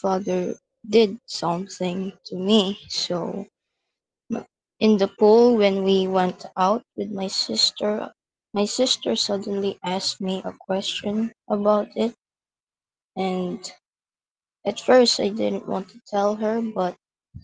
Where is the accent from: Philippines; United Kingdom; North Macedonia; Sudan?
Philippines; I'm from the Philippines, and I'm 13 years old